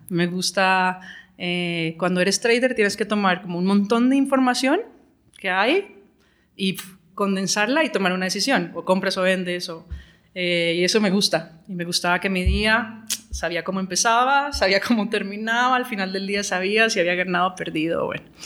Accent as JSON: {"language": "Spanish", "country": "Colombia", "also_born_or_lived": "London", "moved": "as an adult", "said": "tiempo de volver a Colombia."}